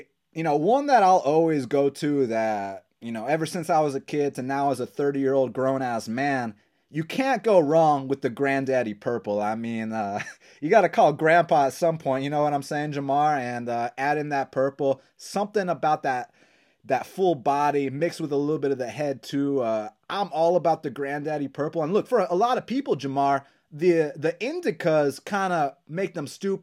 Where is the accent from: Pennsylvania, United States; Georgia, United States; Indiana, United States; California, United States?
Georgia, United States; Atlanta; growing up in Atlanta, Georgia